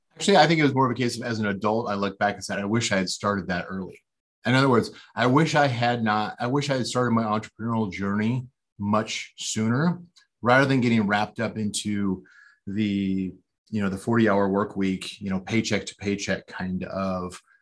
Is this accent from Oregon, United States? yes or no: yes; outside Portland, Oregon, United States; I was born uh, outside of a city called Portland, Oregon, and which is up in the Pacific Northwest corner of the United States. And uh, yeah, I grew up there